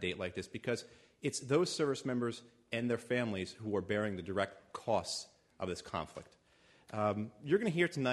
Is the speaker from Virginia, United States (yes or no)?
no; New Jersey, United States; I'm also local. I'm from Jersey